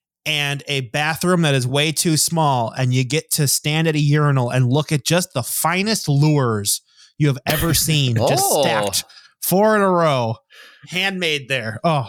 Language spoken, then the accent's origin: English; Wisconsin, United States; accent: Wisconsin; my accent kicked in there. Wisconsin.